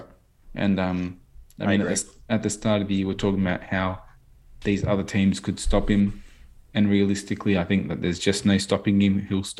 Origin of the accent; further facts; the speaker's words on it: Australia; I just want to point out that, as an Aussie